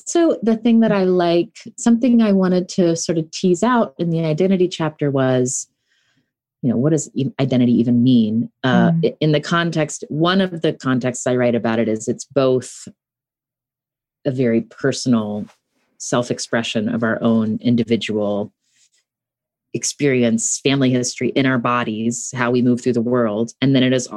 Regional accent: West Virginia, United States; moved away; I'm someone who lives far away from where I grew up in a place where I think of as home. I grew up in West Virginia.

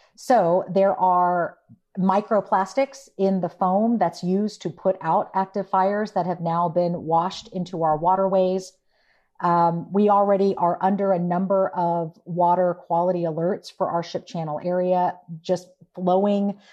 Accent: Houston, Texas, United States; I uh, was born and raised in Houston

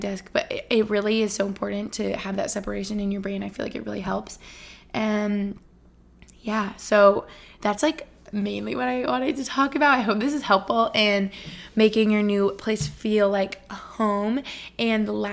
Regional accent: Albany, New York, United States; also born or lived in Boston; now in Allentown, United States; Albany, New York, where I grew up

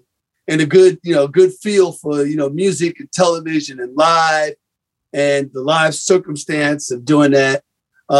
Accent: New York, United States; I was raised in the Grant Projects, right down the block from Columbia University

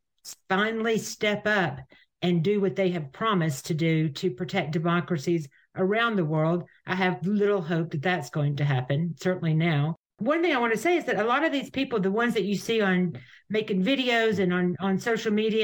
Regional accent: United States; I'm American

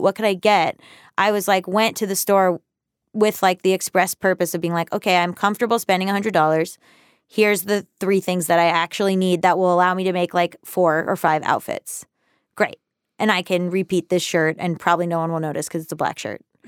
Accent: the South, United States; now in Los Angeles, United States; I'm from the South

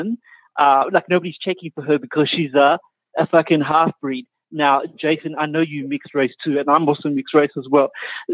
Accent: Australia; now in Montreal, Canada; I am calling all the way from Montreal, but I'm from Australia.

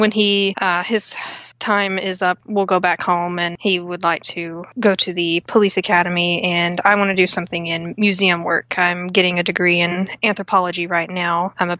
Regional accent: Texas, United States; moved away as an adult; now in Watertown, United States; Well, I live in Watertown, New York with my husband. He's stationed up here in the Army at Fort Drum, but we're from Texas around where the Bragg Light is.

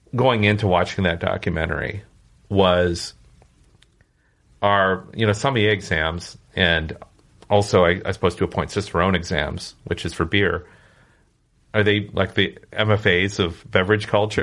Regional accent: Minnesota, United States; growing up in Minnesota

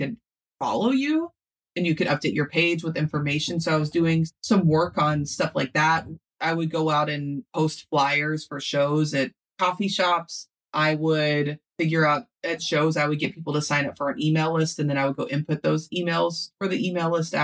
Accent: Louisville, Kentucky, United States; I'm from Louisville, Kentucky

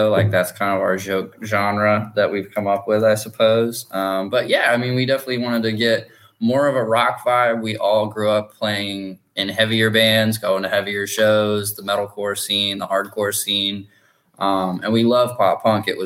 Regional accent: Tennessee, United States; I just love, I like gin and I'm from Tennessee. So, you know, whiskey, bourbon, got to go with it.

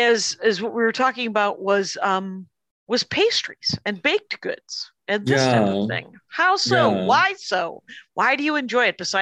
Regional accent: Wisconsin, United States; now in Los Angeles, United States; Because I'm from Wisconsin

